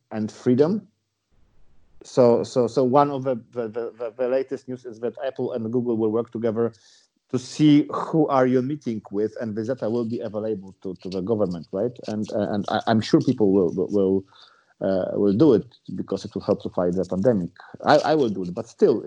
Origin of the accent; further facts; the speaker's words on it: Poland; we are from Poland